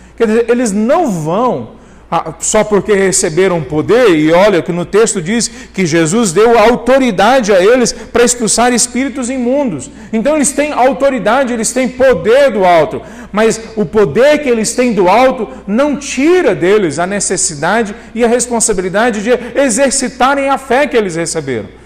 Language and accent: Portuguese; Goiânia, Goiás, Brazil; todo mundo me trata como se eu fosse goianiense, porque eu vim para cá bem cedo